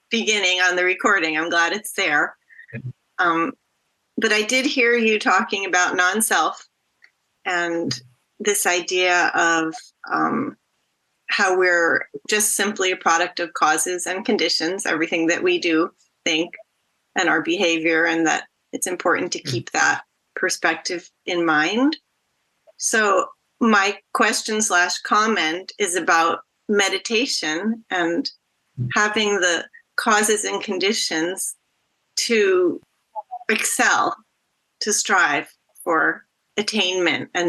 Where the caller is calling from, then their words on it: Massachusetts, United States; I'm calling in from Massachusetts, so I arrived late.